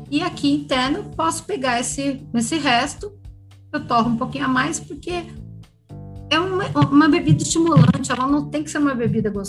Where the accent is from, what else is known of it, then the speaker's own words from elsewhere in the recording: Poços de Caldas, Minas Gerais, Brazil; Mas eu também vim de Poços de Caldas, que é uma região de produção de café, então tem essa cultura bem, bem forte.